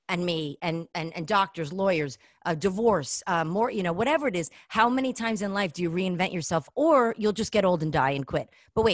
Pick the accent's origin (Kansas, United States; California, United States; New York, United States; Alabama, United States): New York, United States; New York City; the way I grew up in Flatbush when the Orthodox would knock on our door